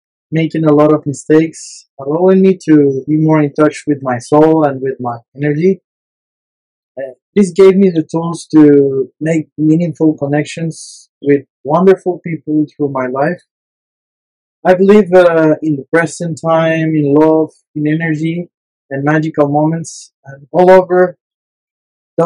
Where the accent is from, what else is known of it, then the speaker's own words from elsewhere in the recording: San José, Costa Rica; also born or lived in La Fortuna, Costa Rica; I grew up in San Jose, a small and crowded city